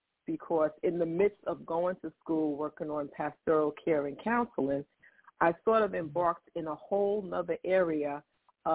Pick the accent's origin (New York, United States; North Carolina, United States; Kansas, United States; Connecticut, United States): New York, United States; New York City; I'm born and raised in Queens, New York